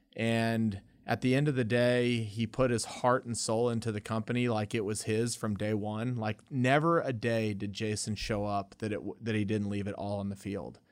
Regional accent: Lubbock, Texas, United States; also born or lived in El Paso; we moved away from El Paso to Lubbock.

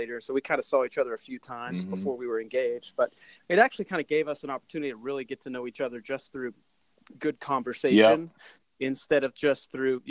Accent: Enid, Oklahoma, United States; moved away; also born or lived in Texas / Missouri; I grew up in Enid, Oklahoma

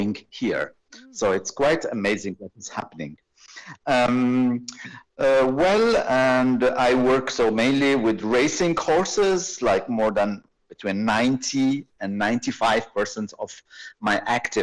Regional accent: Rabat, Rabat-Salé-Kénitra, Morocco; moved away as an adult; also born or lived in Switzerland / France / Ireland / Denmark; I am veterinarian originally from Morocco. I am from Rabat on the Atlantic coast

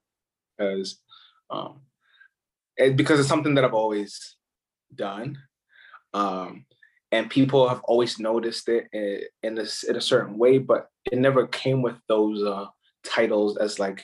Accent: Ghana; moved away; I'm actually from Ghana, West Africa.

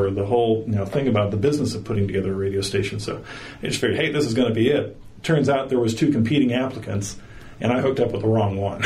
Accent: Fallbrook, California, United States; born or raised there

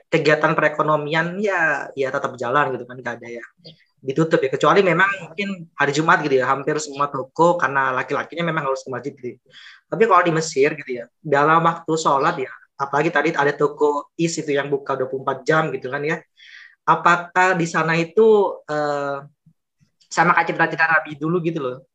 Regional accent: Bangkalan, East Java, Indonesia; terutama mungkin di daerahku ya di Bangkalan ya di daerah kita Bangkalan gitu ya

